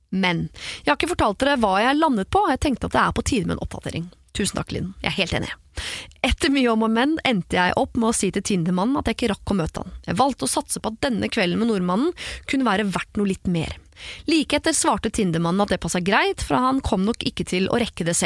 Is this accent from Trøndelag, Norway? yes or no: yes; Trondheim, Trøndelag, Norway; moved away; Og denne begravelsen kommer til å finne sted eh, hjemme i Trondheim, så det er ikke sånn at det er rett rundt hjørnet heller.